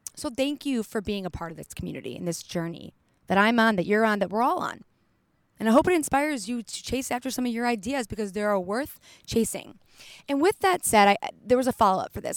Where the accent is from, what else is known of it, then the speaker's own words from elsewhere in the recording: Detroit, Michigan, United States; also born or lived in Colorado; now in California, United States; I'm from Detroit. I lived in Colorado for a few years